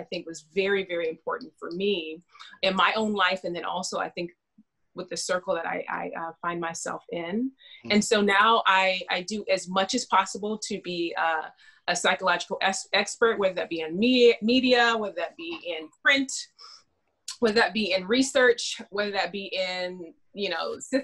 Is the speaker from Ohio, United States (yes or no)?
no; Fresno, California, United States; I'm born and raised in California